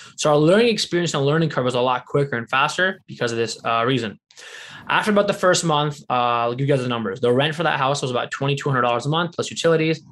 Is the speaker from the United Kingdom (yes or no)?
no; Windsor, Ontario, Canada; my hometown of Windsor, Ontario.